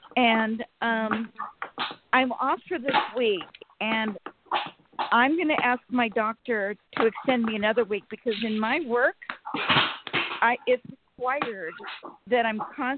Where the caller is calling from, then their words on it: Sacramento, California, United States; from Sacramento.